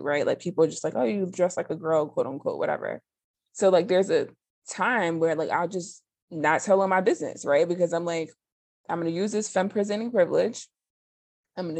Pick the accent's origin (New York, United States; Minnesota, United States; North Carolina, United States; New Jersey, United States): New Jersey, United States; now in Georgia, United States; I'm from Jersey